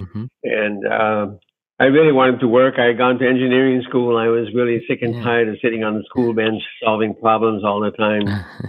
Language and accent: English; Stockholm, Sweden; moved away as an adult; now in United States; I'm half Swedish, as you may know. I grew up in Sweden, and my sons are in Sweden. My grandkids are all in Sweden